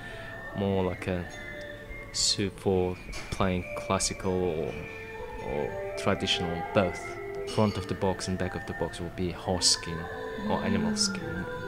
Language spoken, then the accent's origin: English; Mongolia; English is a second language; moved away as an adult; now in Australia; I came from Mongolia. I'm living in Australia for 10 years. This April is my 10th year.